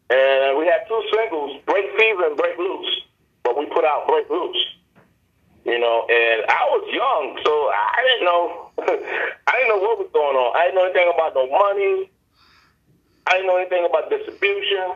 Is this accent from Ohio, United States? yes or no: no; New York City, New York, United States; born and raised in the Bronx